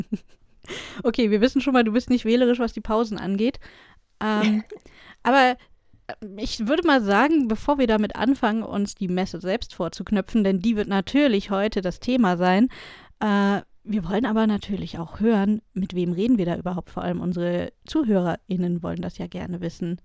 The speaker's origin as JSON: {"language": "German", "region": "Berlin", "country": "Germany", "said": "Als Berlinerin"}